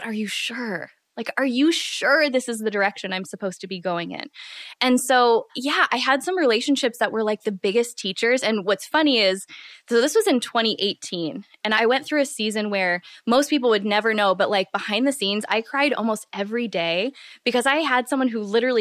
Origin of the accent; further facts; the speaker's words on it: Midwest, United States; I'm from the Midwest